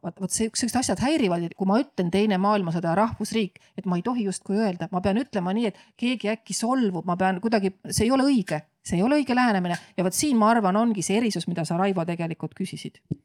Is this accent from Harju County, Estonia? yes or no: no; Viljandi, Viljandi County, Estonia; tuli tema pere siis Viljandisse elama ja kohtus seal minu mulgist isaga, et isa on mul eestlane, ema ingeri soomlane